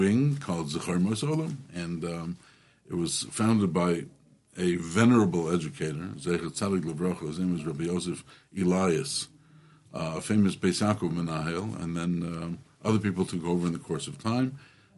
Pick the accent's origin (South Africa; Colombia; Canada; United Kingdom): Canada; Toronto, Ontario; moved away as an adult; now in Brooklyn, United States; So, first of all, I'm Canadian. I'm from Toronto.